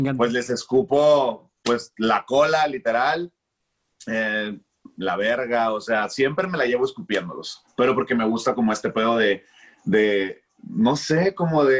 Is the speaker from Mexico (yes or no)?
yes; Culiacán, Sinaloa, Mexico; also born or lived in Mexico City; Soy de Culiacán, Sinaloa, y ahorita acá andamos viviendo en el norte